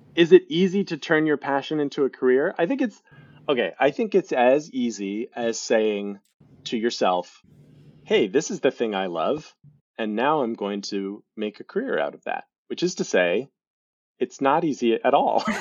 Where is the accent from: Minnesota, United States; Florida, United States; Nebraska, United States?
Nebraska, United States; Lincoln; moved away; also born or lived in Galveston, Texas; So, I am originally from Lincoln, Nebraska, um, although I was born in Galveston, I only lived for, there a couple of years, and grew up in Lincoln, Nebraska.